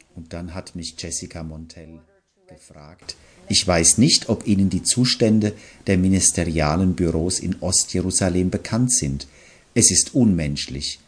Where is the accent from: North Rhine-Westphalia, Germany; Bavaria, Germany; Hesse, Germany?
Bavaria, Germany; Goldbach; moved away as an adult; also born or lived in Israel / Bethlehem / East Jerusalem; Seit 2008 lebe ich wieder in meinem Heimatort Goldbach bei Aschaffenburg